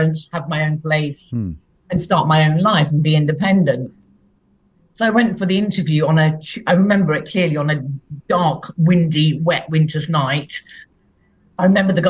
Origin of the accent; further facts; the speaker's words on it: Leicester, East Midlands, United Kingdom; moved away; also born or lived in London; I come from Leicester, and I moved from Leicester to London